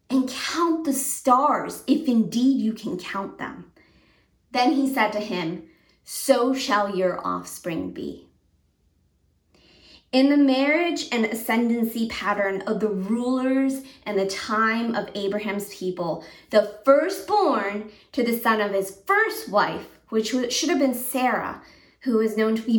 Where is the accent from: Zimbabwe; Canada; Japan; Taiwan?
Japan; also born or lived in Connecticut; now in United States; Growing up in Japan, where it was more of an Eastern culture